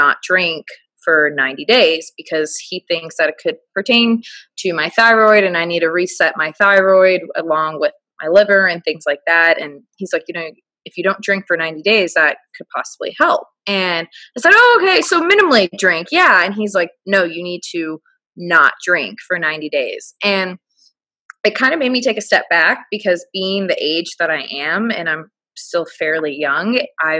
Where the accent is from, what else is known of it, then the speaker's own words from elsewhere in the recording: Chicago, Illinois, United States; moved away as an adult; also born or lived in Orlando, United States; now in Naples, United States; I'm from Chicago, but I moved to Orlando for my job. And then I just moved down here to Naples the past 6 months